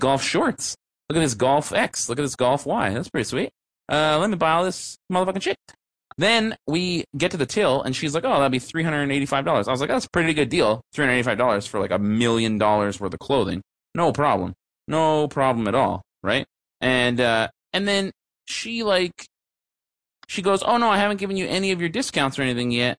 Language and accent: English; Canada; I'm Canadian.